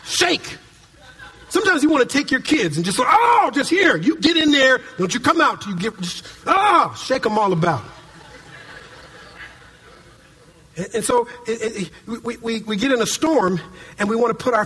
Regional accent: Minneapolis, Minnesota, United States; now in California, United States; when I was a kid growing up in Minneapolis, Minnesota

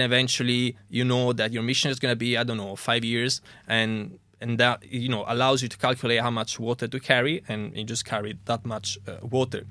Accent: Italy; moved away as an adult; also born or lived in Germany / Coventry, United Kingdom; now in United Kingdom; I'm originally from Italy

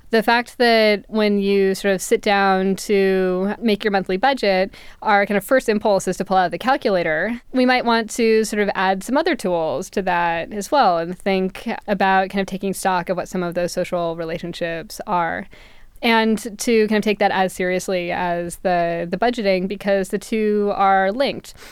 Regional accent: California, United States; growing up in California during the credit boom in the late nineties

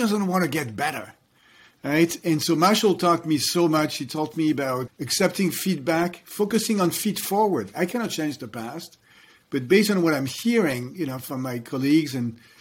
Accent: France; moved away; I was growing up in France

